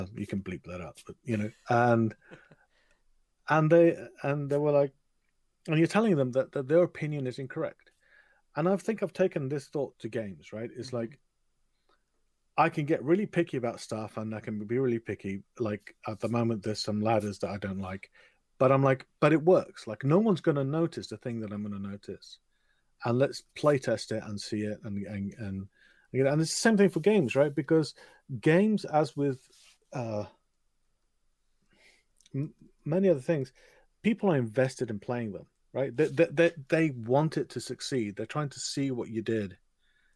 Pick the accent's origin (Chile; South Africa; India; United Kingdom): United Kingdom; England; typical English person